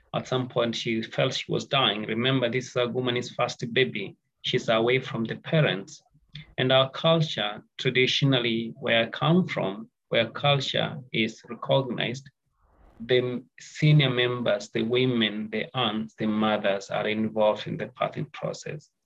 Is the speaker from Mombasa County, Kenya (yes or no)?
no; Nairobi, Kenya; I come from Kenya, Nairobi